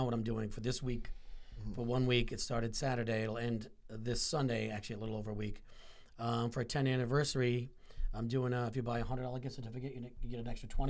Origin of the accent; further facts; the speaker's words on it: Rhode Island, United States; moved away as an adult; also born or lived in southeastern Connecticut; now in Connecticut, United States; I'm originally from Rhode Island, but I've been in this area now for, God, 20 plus years.